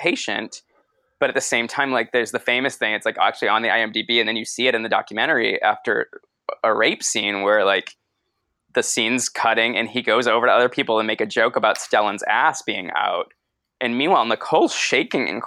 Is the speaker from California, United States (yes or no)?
no; Boston, Massachusetts, United States; moved away; also born or lived in New York City / Los Angeles; I grew up in Boston and then lived in New York City and then